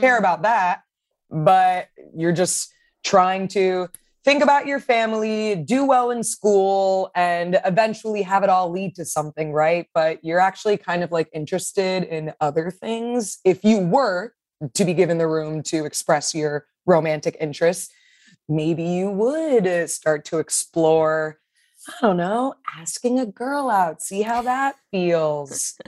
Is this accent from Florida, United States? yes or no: yes; Miami, Florida, United States; a kind of person that I grew up with in Miami